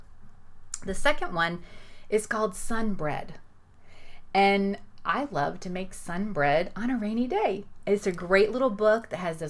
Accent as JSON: {"language": "English", "region": "Florida", "country": "United States", "said": "I'm from Florida. I'm not used to snow"}